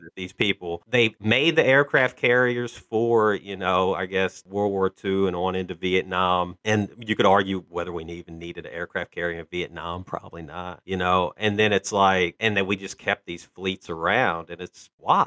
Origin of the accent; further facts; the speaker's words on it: Illinois, United States; I'm from Illinois